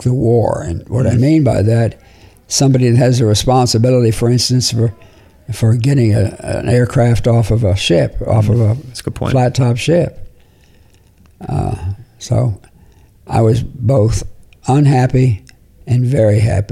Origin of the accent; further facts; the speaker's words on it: Florida, United States; moved away as an adult; also born or lived in New Jersey / New York / Birmingham, Alabama; I was born in New Jersey, educated from the second grade all the way up through college in Florida